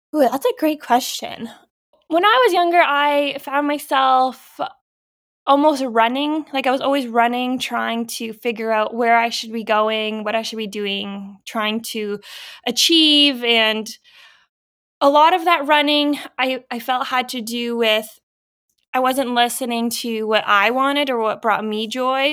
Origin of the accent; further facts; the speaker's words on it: Norfolk County, Ontario, Canada; I grew up in Norfolk County, so I was familiar with farms